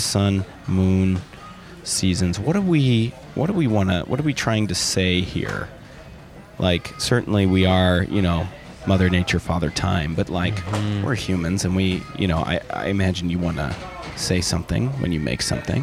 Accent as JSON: {"language": "English", "town": "Milwaukee", "region": "Wisconsin", "country": "United States", "said": "I'm from Milwaukee, Wisconsin"}